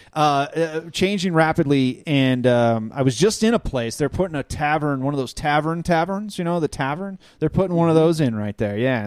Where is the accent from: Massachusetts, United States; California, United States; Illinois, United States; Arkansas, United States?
Illinois, United States; now in Denver, United States; I grew up in the Midwest